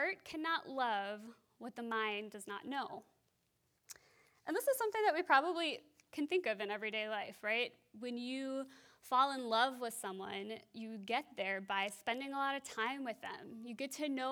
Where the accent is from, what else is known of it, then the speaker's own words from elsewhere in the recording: Wisconsin, United States; also born or lived in France; now in Minnesota, United States; I grew up in Wisconsin